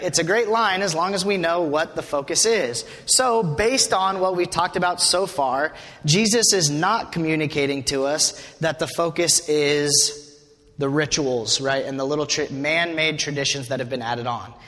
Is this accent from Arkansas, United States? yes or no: no; Wyoming, United States; moved away as an adult; I'm from Wyoming, grew up in Wyoming